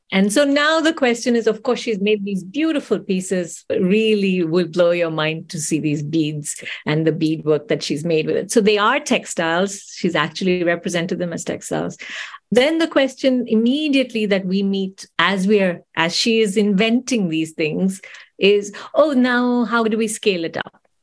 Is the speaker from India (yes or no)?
yes; India; moved away; I grew up in India, I was born and raised in India.